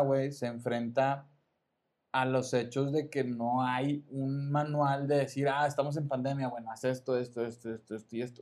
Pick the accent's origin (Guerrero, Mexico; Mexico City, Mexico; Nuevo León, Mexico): Nuevo León, Mexico; Monterrey; Yo soy del sur de Monterrey.